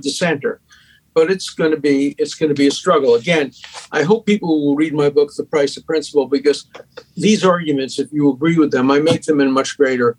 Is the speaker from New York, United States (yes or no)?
yes; New York City, New York, United States; accent: Brooklyn; everybody from the five towns grew up near me in Borough Park and Williamsburg